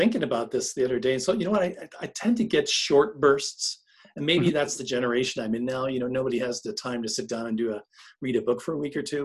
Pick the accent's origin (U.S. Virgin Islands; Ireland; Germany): Ireland; I'm Irish.